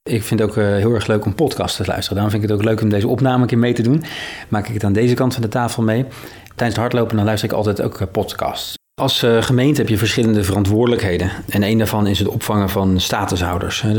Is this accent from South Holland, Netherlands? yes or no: yes; Maassluis, South Holland, Netherlands; Zelf ben ik 43 jaar geleden hier geboren en getogen aan de Merellaan in mijn sluis.